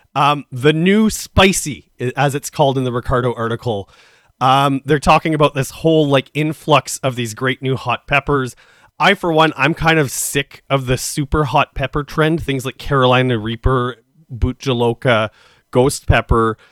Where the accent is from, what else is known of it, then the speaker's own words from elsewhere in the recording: Saskatchewan, Canada; now in Toronto, Canada; I come from Saskatchewan